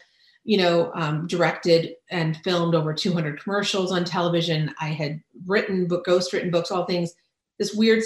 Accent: Ensenada, Baja California, Mexico; moved away; I grew up in Ensenada.

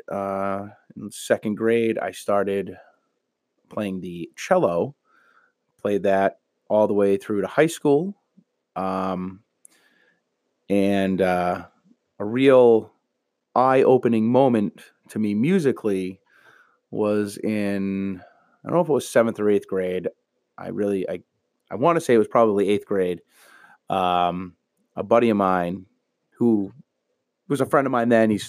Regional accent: New Bedford, Massachusetts, United States; also born or lived in Heidelberg, Germany; uh, grew up in New Bedford, um, West End near Buttonwood Park, and uh, but originally born in Heidelberg, Germany.

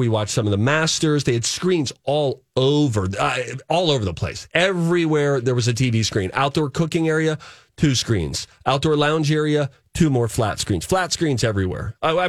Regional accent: Minnesota, United States; We're from Minnesota.

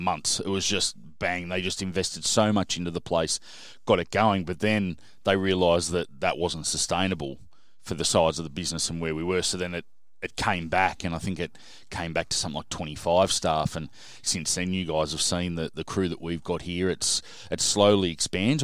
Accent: Sydney, New South Wales, Australia; also born or lived in Menai / Bathurst; I grew up in, uh, a suburb called South Hurstville and lived there till I was about sixteen

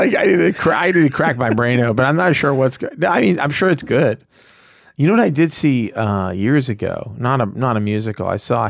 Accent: Ukraine; I don't know. I'm from Ukraine. Listen, the Ukrainians are not white.

